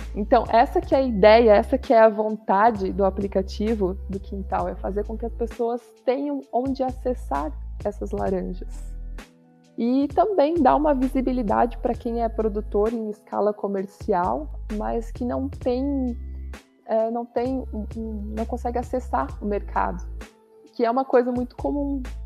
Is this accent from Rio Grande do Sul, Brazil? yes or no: no; São Bento do Sul, Santa Catarina, Brazil; moved away as an adult; also born or lived in Florianópolis; Eu nasci aqui em São Bento do Sul, onde nós estamos hoje